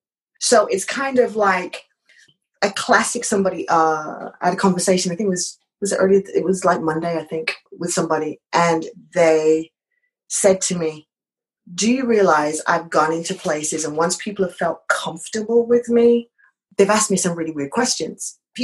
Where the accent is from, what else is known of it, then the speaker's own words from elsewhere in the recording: United Kingdom; accent: British; at the time, my British accent was a lot stronger.